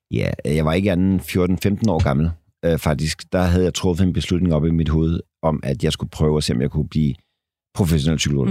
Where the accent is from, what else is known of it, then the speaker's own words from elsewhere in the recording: Denmark; som danskere